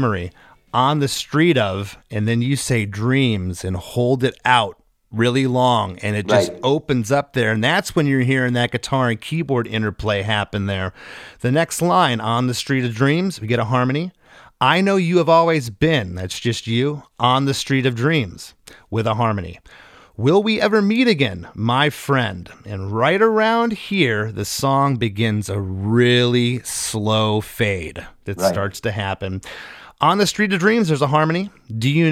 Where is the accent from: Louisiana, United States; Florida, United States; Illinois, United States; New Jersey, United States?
Florida, United States; Southwest; I grew up in Southwest Florida